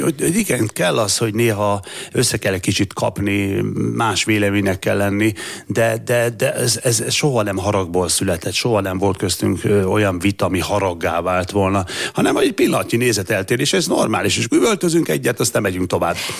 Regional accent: Gyula, Békés, Hungary; egyes számú általános iskolában Gyuláról beszélek, Gyulai vagyok

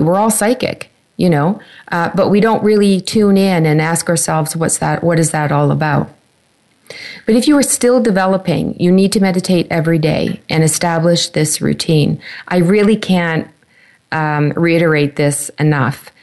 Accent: Canada; my home country, Canada

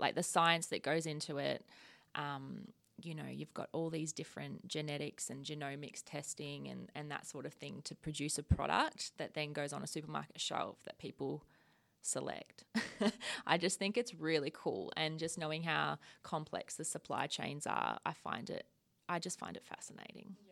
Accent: rural Victoria, Australia; moved away as an adult; also born or lived in Queensland; now in Western Australia, Australia; I grew up in, um, rural Vic

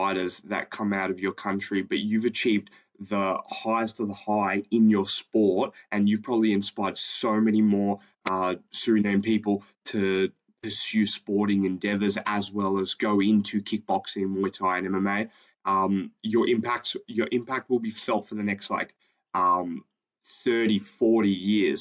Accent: Australia; I'm an Australian Greek.

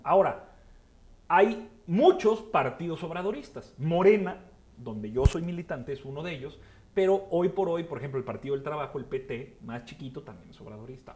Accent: Torreón, Coahuila, Mexico; soy lagunero como mi camarada Muela, yo soy de Torreón

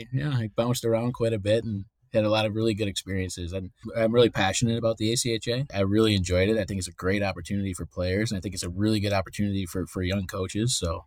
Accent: Waterford, Michigan, United States; also born or lived in Redford, Michigan / Athens, Ohio; I grew up in the Metro Detroit area. My dad was in the state police, so we moved around a little bit, just around the Detroit area. So I grew up playing in a little town called Redford. Grew up mostly in Waterford, Michigan.

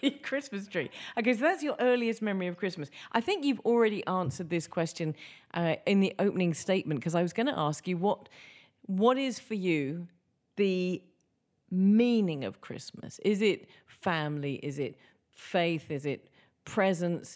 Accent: England, United Kingdom; I'm English

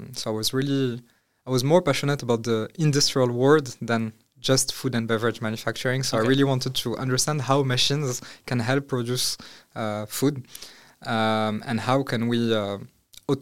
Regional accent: Morocco; moved away as an adult; now in France; I grew up in Morocco. I studied in France

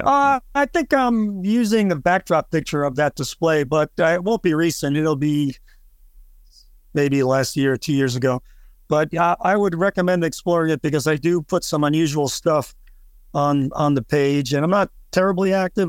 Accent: New York City, New York, United States; now in Florida, United States; I grew up in New York City

